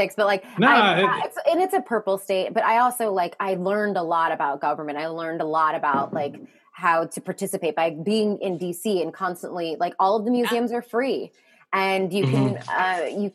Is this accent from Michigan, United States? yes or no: no; Alexandria, Virginia, United States; now in New York, United States; Alexandria, Virginia